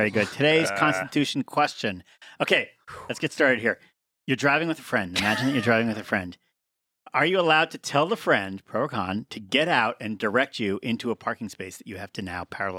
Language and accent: English; New York, United States; I know how to do this. Yeah. I know how to do this. I'm a New Yorker.